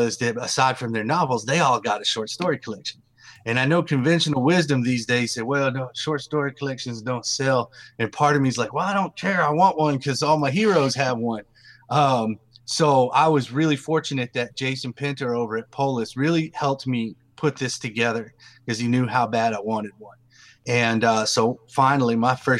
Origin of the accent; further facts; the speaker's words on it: East Texas, United States; accent: Southern; now in Durham, United States; I am Southern. That's where I currently live. I live in Durham, North Carolina, but I'm from East Texas.